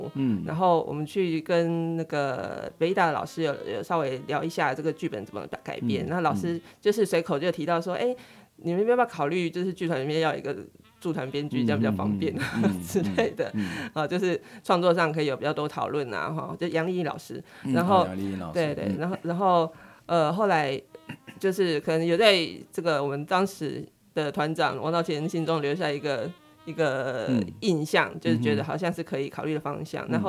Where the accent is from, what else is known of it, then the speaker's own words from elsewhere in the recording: Chiayi, Chiayi City, Taiwan; 是我几乎、嗯、我离开嘉义的时间应该没有超过十年。